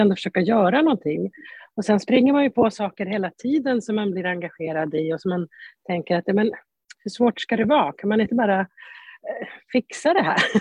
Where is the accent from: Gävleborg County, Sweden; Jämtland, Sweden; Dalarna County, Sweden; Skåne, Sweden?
Jämtland, Sweden; moved away; also born or lived in Stockholm County; Jag är född och uppvuxen i Jämtland.